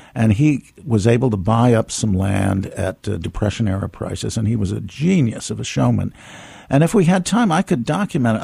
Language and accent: English; Tampa, Florida, United States; also born or lived in south of France / Miami; now in New York, United States; I was born in Florida. I was born in Tampa.